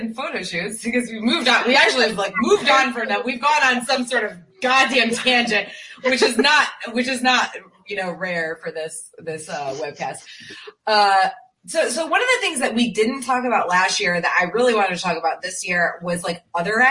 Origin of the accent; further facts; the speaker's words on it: Connecticut, United States; now in Greenville, South Carolina, United States; I'm from Connecticut originally